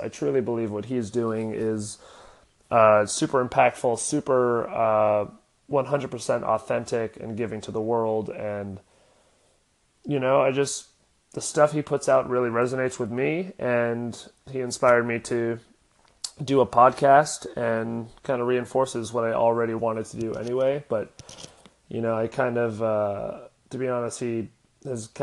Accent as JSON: {"language": "English", "town": "Oceanside", "region": "California", "country": "United States", "tie": "born or raised there", "also_born_or_lived": "Los Angeles, California", "said": "I was born in Los Angeles, and me and my family moved to Oceanside when I was 7. I grew up playing every sport known to man"}